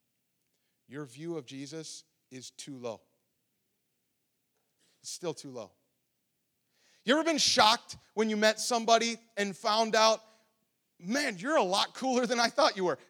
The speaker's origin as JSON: {"language": "English", "region": "Ohio", "country": "United States", "moved": "yes", "said": "I'm from Ohio"}